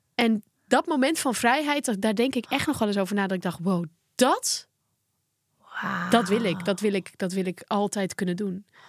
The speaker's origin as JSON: {"language": "Dutch", "town": "Volendam", "region": "North Holland", "country": "Netherlands", "said": "bij ons in Volendam"}